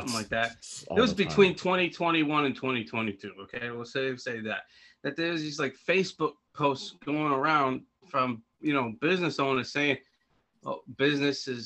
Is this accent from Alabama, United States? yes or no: no; Boston, Massachusetts, United States; accent: Boston; I'm from Boston. I still think the damn accent's obnoxious.